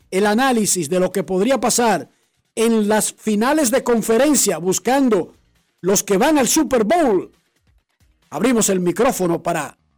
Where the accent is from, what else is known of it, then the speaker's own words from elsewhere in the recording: Dominican Republic; Somos eh, dominicanos.